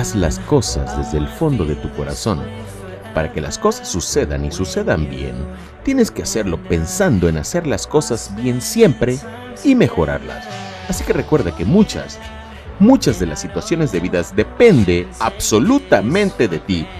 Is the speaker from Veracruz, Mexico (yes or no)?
yes; Lerdo de Tejada, Veracruz, Mexico; Yo soy nacido en Ciudad Lerdo de Tejada, Veracruz, en la bella, en la hermosa República Mexicana